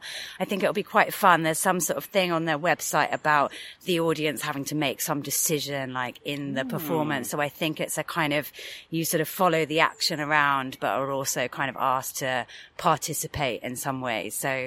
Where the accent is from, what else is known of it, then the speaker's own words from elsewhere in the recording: United Kingdom; Come on, we're British.